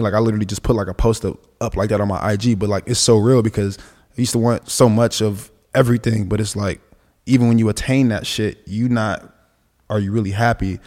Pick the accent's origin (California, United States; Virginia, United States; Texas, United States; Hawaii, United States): California, United States; Los Angeles; grew up with my grandma, we were on the east side, and the east side is, like, Central and forty-third.